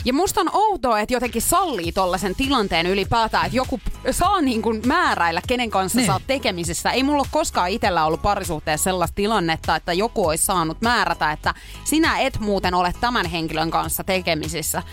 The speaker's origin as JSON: {"language": "Finnish", "town": "Pori", "region": "Satakunta", "country": "Finland", "said": "Purista, kun olen kotoisin"}